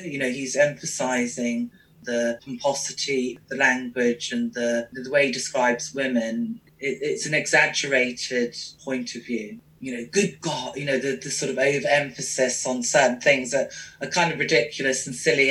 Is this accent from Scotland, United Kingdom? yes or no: no; London, United Kingdom; I grew up in London